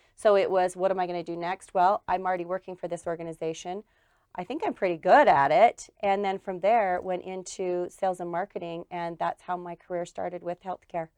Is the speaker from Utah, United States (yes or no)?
yes; Murray, Utah, United States; I am uh, went to school and grew up in Murray.